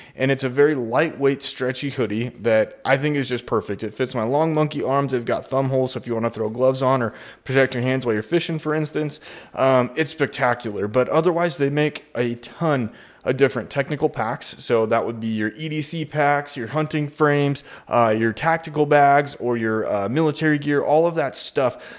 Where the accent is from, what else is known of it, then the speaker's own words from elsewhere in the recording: Idaho, United States; I come from Idaho